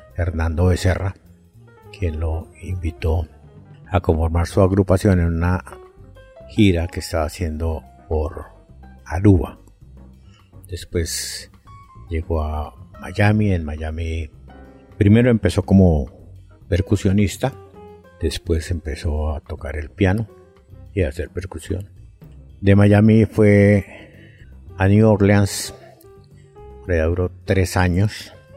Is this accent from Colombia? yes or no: yes; Colombia; como colombianos